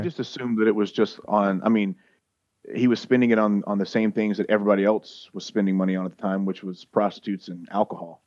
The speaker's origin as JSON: {"language": "English", "region": "Louisiana", "country": "United States", "said": "I'm from Louisiana."}